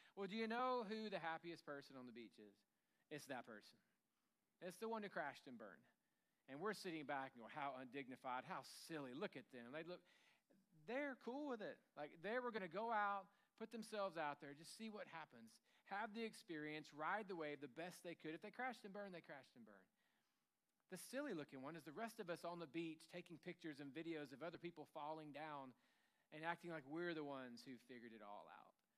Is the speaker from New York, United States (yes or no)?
no; Tennessee, United States; I grew up in Tennessee